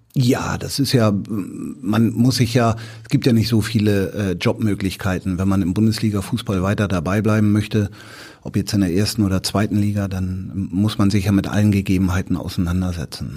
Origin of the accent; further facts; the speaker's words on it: Hamburg, Germany; ich bin ja in Bramfeld groß geworden